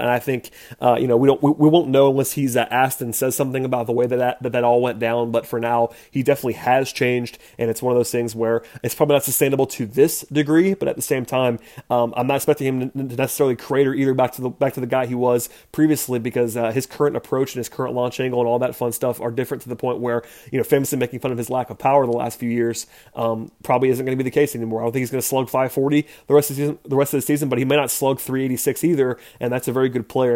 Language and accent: English; Atlanta, Georgia, United States; I grew up in Atlanta